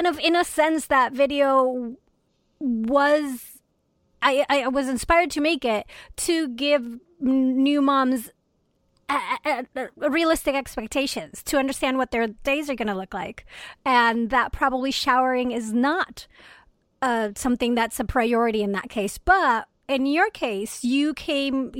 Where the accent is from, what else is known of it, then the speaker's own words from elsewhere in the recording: Venezuela; now in Rochester, United States; I am originally from Venezuela